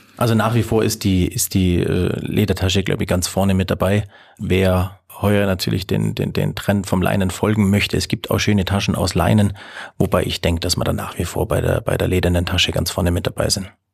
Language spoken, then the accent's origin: German; Allgäu, Bavaria, Germany; bei uns im Allgäu